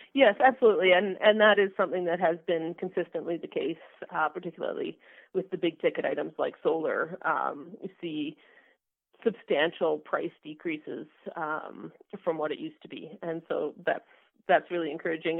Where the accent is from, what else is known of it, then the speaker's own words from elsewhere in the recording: Alberta, Canada; also born or lived in British Columbia; I grew up in Alberta and, and I left to, to work in BC for a number of years, and I've just come back within the last five years